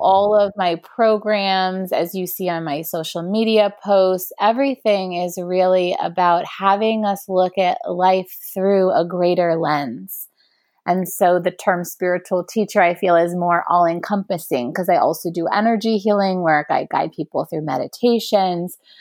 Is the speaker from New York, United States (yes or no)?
yes; New York City, New York, United States; growing up in New York City